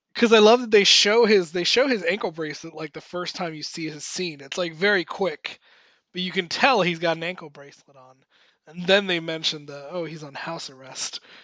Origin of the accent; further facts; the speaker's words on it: Miami, Florida, United States; moved away; my hometown of Miami